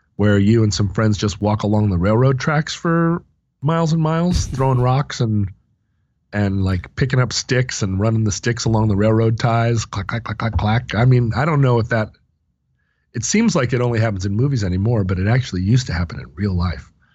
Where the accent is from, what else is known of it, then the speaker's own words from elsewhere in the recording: Alaska, United States; growing up in Alaska